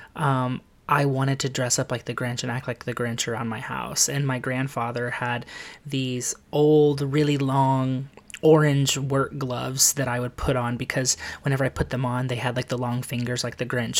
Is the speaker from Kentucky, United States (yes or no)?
yes; Lexington, Kentucky, United States; now in New York City, United States; I am originally from Lexington, Kentucky. Um, I was adopted there at a very young age